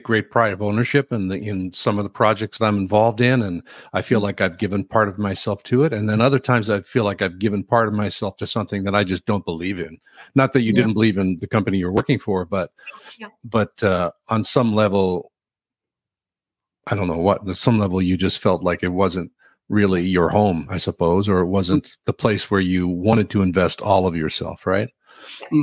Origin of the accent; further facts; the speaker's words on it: Newfoundland and Labrador, Canada; I'm from Newfoundland